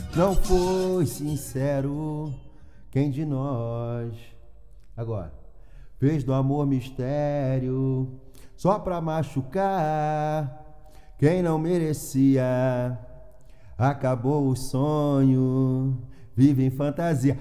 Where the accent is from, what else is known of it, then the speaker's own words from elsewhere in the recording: Rio de Janeiro, Brazil; moved away as an adult; now in Braga, Portugal; eu sou do Rio de Janeiro